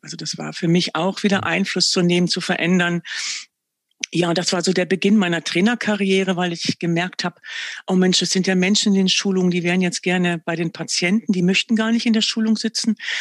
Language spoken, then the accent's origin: German; Verden, Lower Saxony, Germany; Ich bin im Norden groß geworden. Ich empfinde mich auch wirklich als Nordlicht